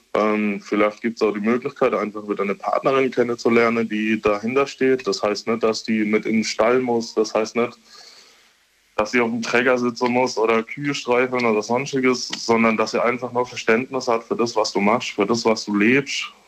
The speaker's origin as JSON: {"language": "German", "area": "Kaiserstuhl", "region": "Baden-Württemberg", "country": "Germany", "tie": "born or raised there", "accent": "Kaiserstühlerisch", "said": "Ich komme gebürtig vom Kaiserstuhl"}